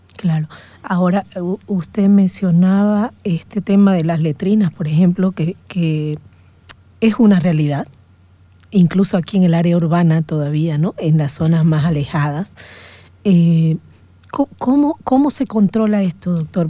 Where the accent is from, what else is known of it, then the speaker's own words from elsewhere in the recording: Santa Cruz de la Sierra, Santa Cruz, Bolivia; nosotros como cruceños